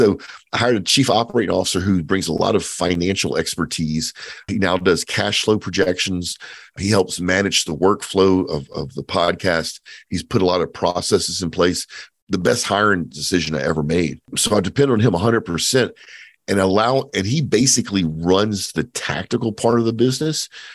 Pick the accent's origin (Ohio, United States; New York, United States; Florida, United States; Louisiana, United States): Louisiana, United States; Cajun; I'm Cajun, so I'm Acadian descent.